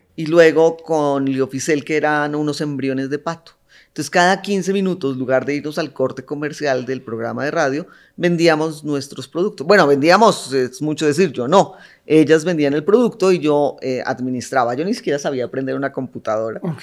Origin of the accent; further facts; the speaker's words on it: Colombia; moved away as an adult; now in Mexico; de nacimiento eh, soy colombiana. Ya llevo 24 años viviendo en México